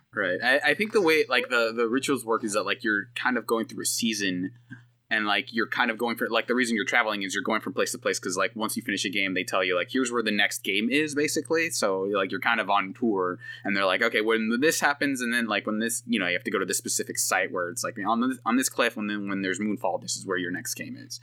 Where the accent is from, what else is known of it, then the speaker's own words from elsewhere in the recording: Bay Area, California, United States; I'm from the Bay Area